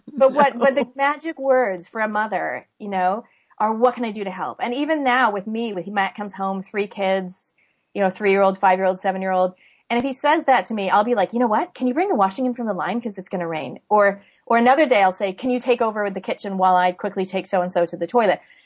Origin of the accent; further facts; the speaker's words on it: Canada; now in New Zealand; I was born in Canada, but I live in New Zealand